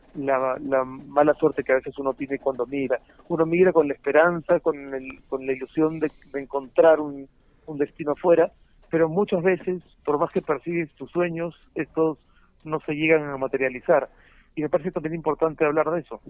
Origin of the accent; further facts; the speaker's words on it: Peru; moved away as an adult; now in Spain; yo me fui del Perú sin necesidad de haberme ido del Perú, podría perfectamente haberme quedado.